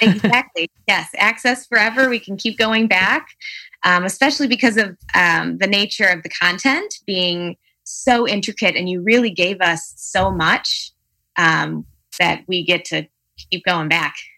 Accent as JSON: {"language": "English", "town": "Palatine", "region": "Illinois", "country": "United States", "said": "from Palatine, Illinois, so the northern suburbs of Chicago"}